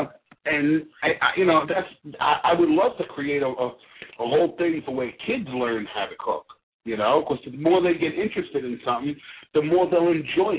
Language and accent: English; New York City, New York, United States; I'm brought up by a whole bunch of Italian women cooking all the time in the Bronx. You know, I'm from the Bronx, country club